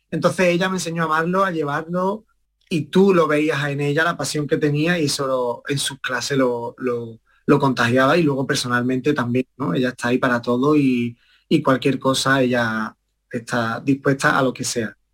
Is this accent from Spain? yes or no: yes; Estepona, Andalusia, Spain; mi madre me empezó a llevar a la escuela de Estepona, de allí de mi pueblo, y, y nada, empezó como realmente como un juego